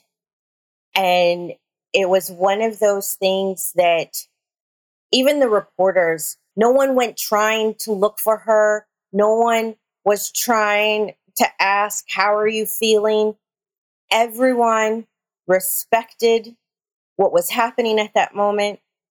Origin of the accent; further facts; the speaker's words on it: near Uvalde, Texas, United States; This one is near my hometown.